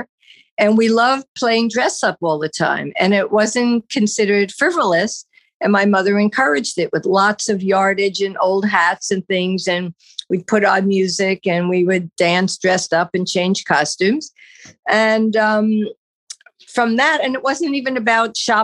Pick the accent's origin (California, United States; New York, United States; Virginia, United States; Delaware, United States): New York, United States; moved away; also born or lived in New Jersey; we grew up in New York and then we moved to New Jersey